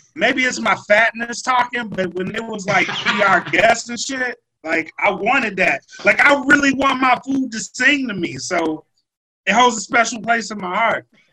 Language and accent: English; Louisiana, United States; I'm from Louisiana